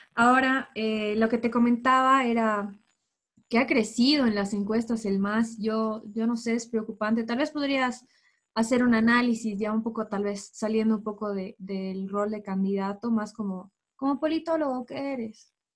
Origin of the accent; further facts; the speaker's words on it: Bolivia; De todos como bolivianos.